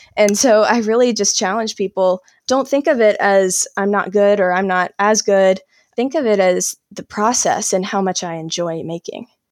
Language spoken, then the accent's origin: English; South Carolina, United States; now in North Carolina, United States; I grew up in South Carolina and I live in North Carolina now